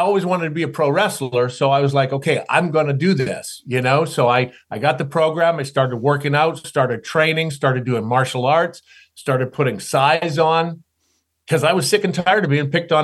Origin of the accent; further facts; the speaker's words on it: Canada; growing up in Canada, being a tall, skinny kid, glasses and braces